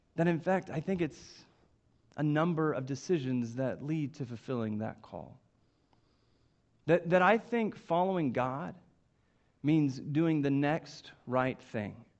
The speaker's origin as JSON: {"language": "English", "town": "Coweta", "region": "Oklahoma", "country": "United States", "tie": "born or raised there", "said": "I grew up in Coweta, Oklahoma. Uh, it's just southeast of Tulsa, and it's really where I spent um, all of my childhood and, and young life."}